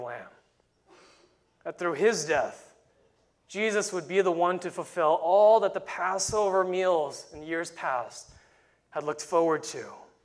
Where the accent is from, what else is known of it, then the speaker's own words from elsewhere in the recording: New York City, New York, United States; Growing up in New York City